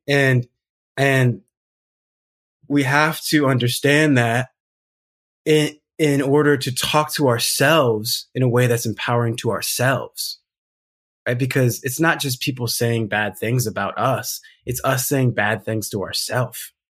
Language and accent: English; South Pasadena, California, United States; also born or lived in Alhambra / Rowland Heights; I grew up in South Pasadena, San Marino area.